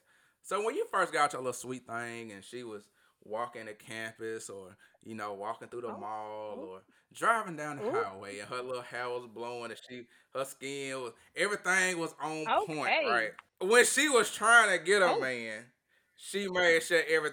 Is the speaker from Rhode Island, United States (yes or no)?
no; Tupelo, Mississippi, United States; my hometown, Tupelo.